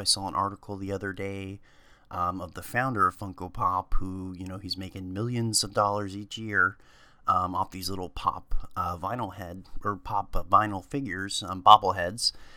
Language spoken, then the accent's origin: English; Ohio, United States; I grew up in Ohio